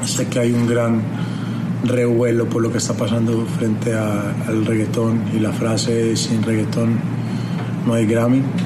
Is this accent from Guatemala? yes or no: no; Colombia; mi tierra Colombia